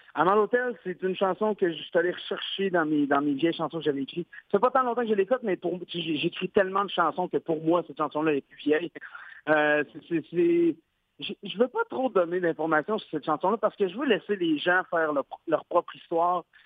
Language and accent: French; Quebec, Canada; je suis québécois.